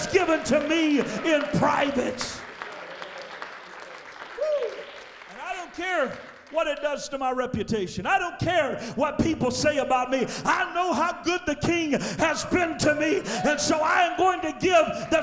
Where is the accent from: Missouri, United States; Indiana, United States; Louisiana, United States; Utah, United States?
Louisiana, United States; I was born and raised in Louisiana, so you know how us Southerners are